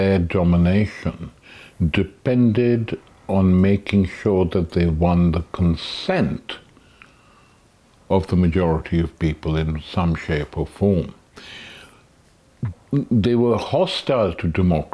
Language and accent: English; Pakistan; now in United Kingdom; When I was young, growing up in Pakistan